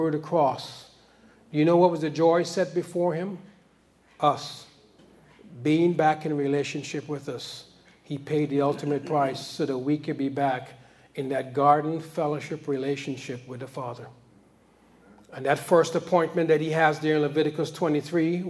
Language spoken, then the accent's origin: English; New York, United States; I grew up in New York